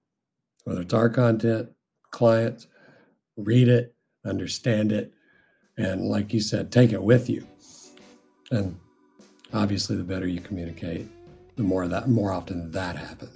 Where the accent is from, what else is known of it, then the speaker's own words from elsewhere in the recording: Deep South, United States; I grew up in the Deep South, and the way I speak is very colloquial